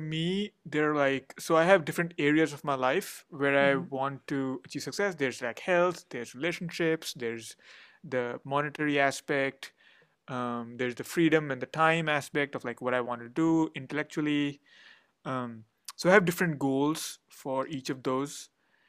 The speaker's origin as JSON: {"language": "English", "country": "India", "first_language": "Hindi", "second_language": "English", "said": "so I speak Hindi, which is my mother tongue, but I can't write it or read it much. And then English is my main professional language."}